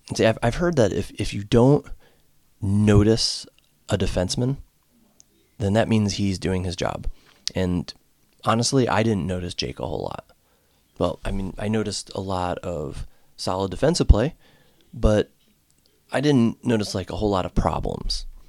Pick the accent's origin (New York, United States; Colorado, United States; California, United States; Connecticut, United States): Connecticut, United States; home state of the Whalers; now in Ohio, United States; my home state